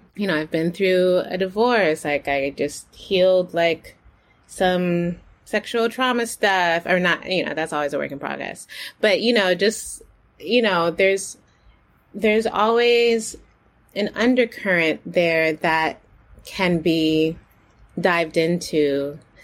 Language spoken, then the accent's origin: English; United States; I'm a Haitian born in America. I'm Haitian American